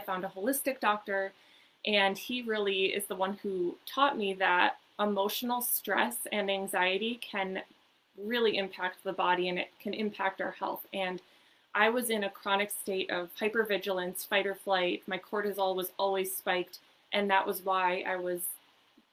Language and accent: English; Minnesota, United States; now in Southern California, United States; I was born and raised in Minnesota